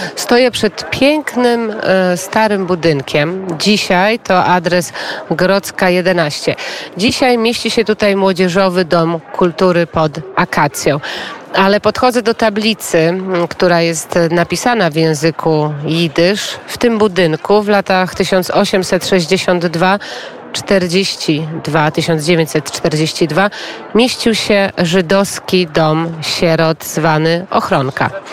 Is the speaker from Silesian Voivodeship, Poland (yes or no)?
no; Biała Podlaska, Lublin Voivodeship, Poland; sama pochodzę z Białej Podlaskiej, jestem ze wschodu